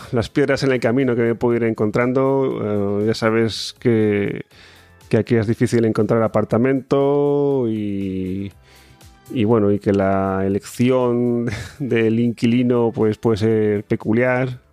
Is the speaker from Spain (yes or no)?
yes; Spain; moved away as an adult; now in Switzerland; siendo español